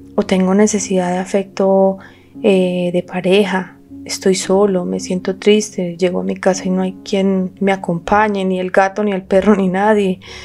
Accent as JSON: {"language": "Spanish", "country": "Colombia", "said": "somos colombianos"}